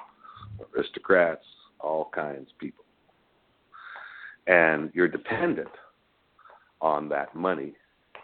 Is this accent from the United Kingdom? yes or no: no; San Antonio, Texas, United States; I grew up in San Antonio, and just being in Texas